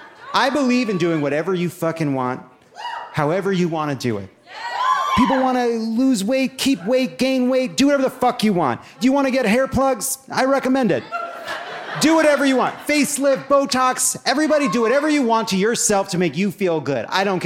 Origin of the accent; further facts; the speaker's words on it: Long Island, New York, United States; I'm not from here. I'm a Jew from Long Island. Deal with it.